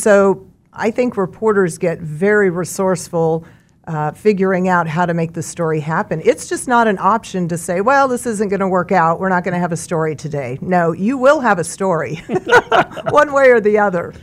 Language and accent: English; Mulvane, Kansas, United States; also born or lived in Topeka, Kansas; now in Wichita, United States; I grew up in Mulvane on a farm